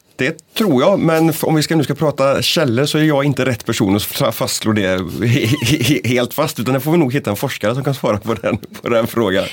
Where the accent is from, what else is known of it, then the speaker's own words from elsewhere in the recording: northern Bohuslän, Västra Götaland, Sweden; i norra Bohuslän, där jag kommer ifrån